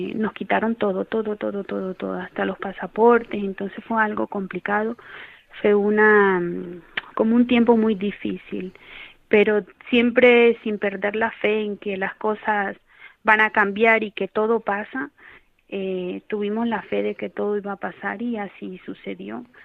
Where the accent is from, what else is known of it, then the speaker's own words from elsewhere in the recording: Colombia; moved away as an adult; also born or lived in Ecuador; now in Cáceres, Spain; Somos natural de, de Colombia, yo migré, eh, bueno, migramos a, Colombia, a Ecuador, vivimos en Ecuador eh, más o menos entre 8 o 10 años